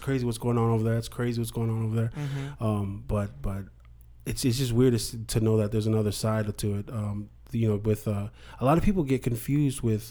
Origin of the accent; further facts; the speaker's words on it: Alaska, United States; moved away; I grew up in Alaska